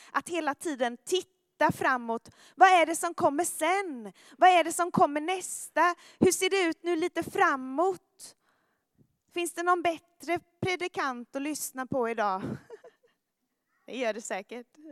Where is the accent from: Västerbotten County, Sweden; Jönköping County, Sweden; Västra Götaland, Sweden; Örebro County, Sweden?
Jönköping County, Sweden; Jönköping; moved away; i min gymnasieklass i eh, Jönköping, där jag kommer ifrån